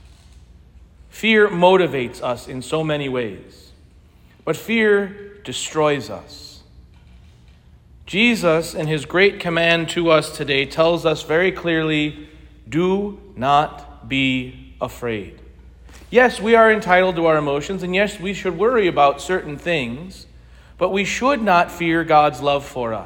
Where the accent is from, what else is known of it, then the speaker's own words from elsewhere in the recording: United States; now in Bloomington, United States; I grew up in St. Clement Parish, just the next parish over from here, so it's good to be home